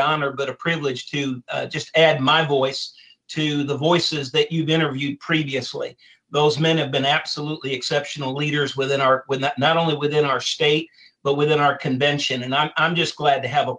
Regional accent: Cleveland, Ohio, United States; I was actually born and raised in Cleveland, or actually outside of Cleveland, Ohio

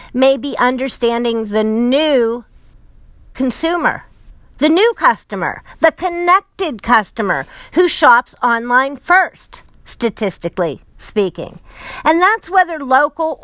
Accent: Pittsburgh, Pennsylvania, United States; I'm from Pittsburgh

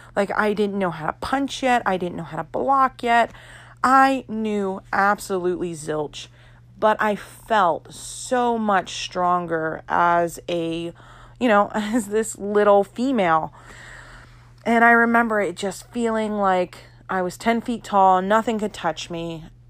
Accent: Florida, United States; I am from Florida.

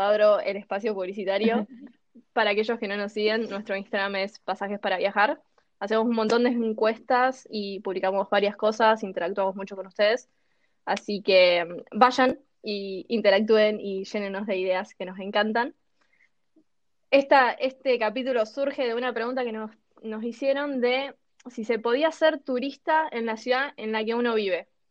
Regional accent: Santa Rosa, La Pampa, Argentina; yo soy pampeana, soy de Santa Rosa

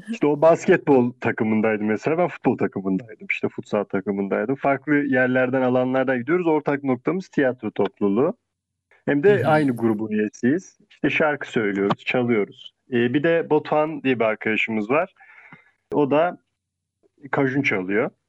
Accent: Konya, Turkey; born there; Biraz karışık bir doğum şeyim var. Konya doğumluyum falan.

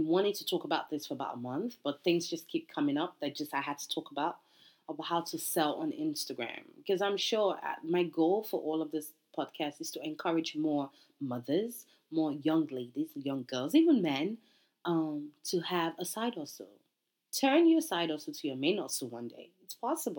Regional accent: Nigeria; I'm Nigerian

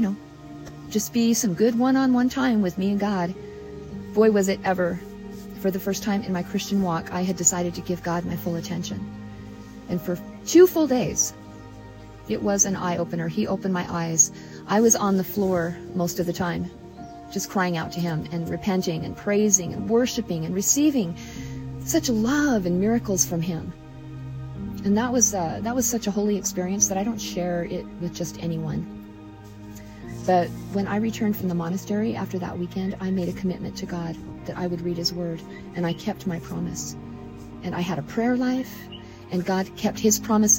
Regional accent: Utah, United States; moved away; I was born and raised in Utah

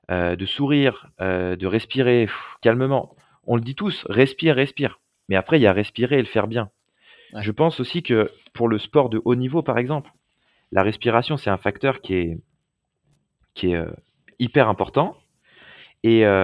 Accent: Lyon, Auvergne-Rhône-Alpes, France; j'étais de Lyon, lui était de Saint-Étienne

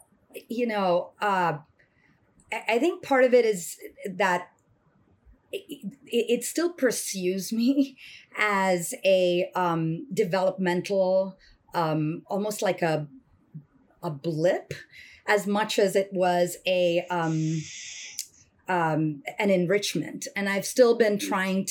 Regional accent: Dubai, United Arab Emirates; moved away as an adult; also born or lived in Chennai, Tamil Nadu, India; now in United States; I was born in Tamil Nadu, in Madras, what was then Madras, Chennai now, in South India. But my most formative years were really spent in Dubai, in the United Arab Emirates.

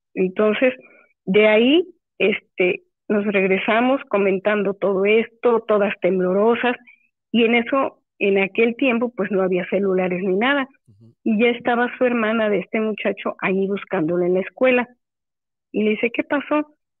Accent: Córdoba, Veracruz, Mexico; also born or lived in Cuautlapan, Veracruz; yo soy nativa de Córdoba

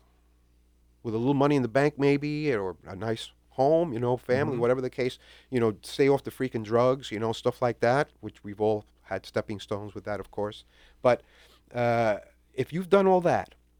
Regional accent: New York City, New York, United States; now in South Florida, United States; born and raised in New York City

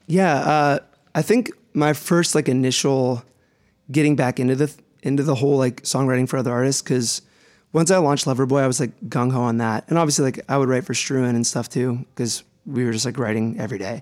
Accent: Youngstown, Ohio, United States; moved away as an adult; I'm from Youngstown, Ohio. Uh, I went to college there and everything. Growing up

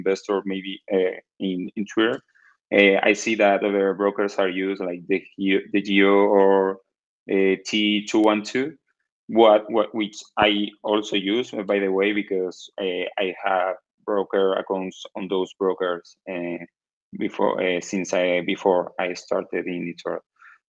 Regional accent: Cádiz, Andalusia, Spain; English is a second language; now in Cartagena, Spain; I'm from Spain, as you already know. And I'm from the south of Spain, from Cali, but I right now live in Cartagena, is in the east of Spain

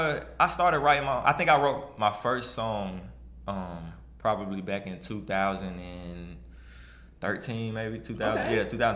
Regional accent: Memphis, Tennessee, United States; now in Nashville, United States; Because I grew up in South Memphis, to be exact.

